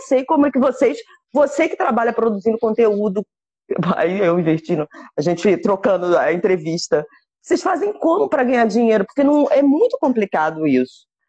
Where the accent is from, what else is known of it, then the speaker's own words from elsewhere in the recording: Rio de Janeiro, Brazil; first language Portuguese; moved away; Eu morro de saudades é, do Brasil